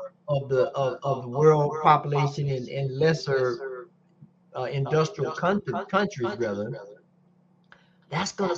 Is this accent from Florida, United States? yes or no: yes; Florida, United States; Growing up in Florida